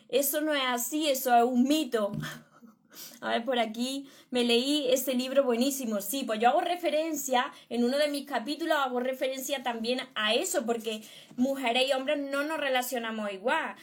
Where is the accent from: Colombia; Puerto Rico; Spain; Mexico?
Spain; Córdoba, Andalusia; Yo de Córdoba, España